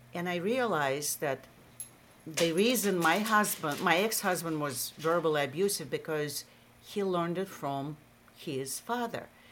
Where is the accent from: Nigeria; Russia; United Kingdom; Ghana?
Russia; accent: Russian; English is a second language; moved away as an adult; also born or lived in Massachusetts; now in United States; I have a Russian accent